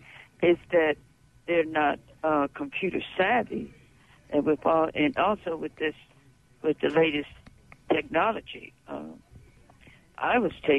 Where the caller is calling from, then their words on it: Port Gibson, Mississippi, United States; Yes, I'm calling from Port Gibson.